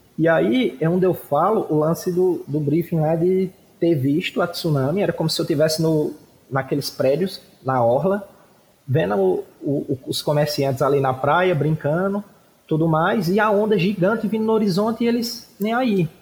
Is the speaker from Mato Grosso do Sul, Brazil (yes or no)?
no; Cariri, Ceará, Brazil; nós somos daqui do Cariri, no interior do Ceará